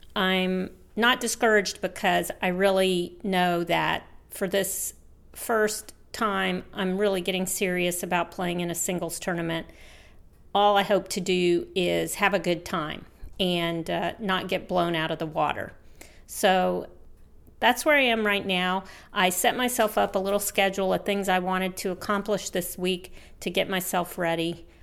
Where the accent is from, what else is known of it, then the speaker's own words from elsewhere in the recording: Houston, Texas, United States; here in my hometown in Houston